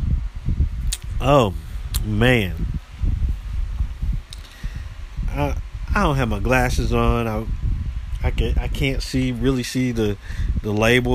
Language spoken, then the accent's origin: English; United States; I am American